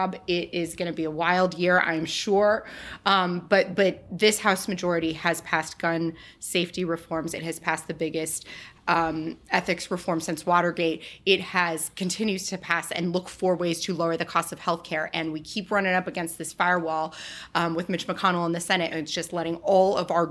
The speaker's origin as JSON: {"language": "English", "town": "El Paso", "region": "Texas", "country": "United States", "tie": "born or raised there", "said": "my hometown of El Paso, Texas"}